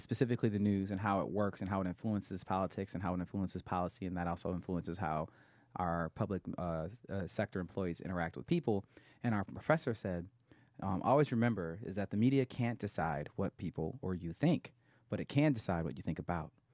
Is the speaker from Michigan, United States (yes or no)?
yes; Grand Blanc, Michigan, United States; moved away; I am from a suburb of Flint, Michigan called Grand Blanc